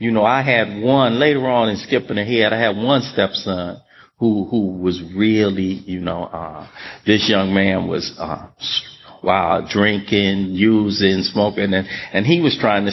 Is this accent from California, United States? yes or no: yes; Los Angeles, California, United States; I grew up in South Central Los Angeles